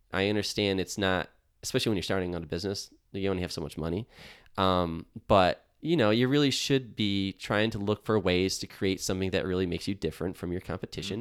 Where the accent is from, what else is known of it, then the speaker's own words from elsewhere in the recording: Buffalo, New York, United States; I'm from Buffalo. I live in Buffalo.